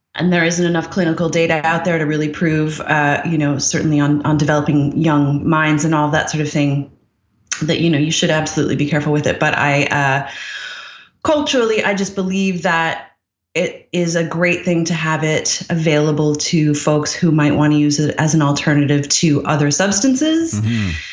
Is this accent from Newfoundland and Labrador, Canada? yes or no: yes; Newfoundland and Labrador, Canada; moved away; also born or lived in Montreal / Ireland / United Kingdom / Seattle; I grew up in Newfoundland.